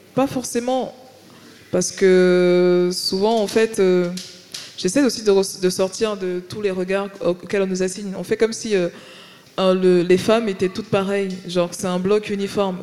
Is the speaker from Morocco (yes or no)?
no; Paris, Île-de-France, France; moved away as an adult; now in Marseille, France; je viens de Paris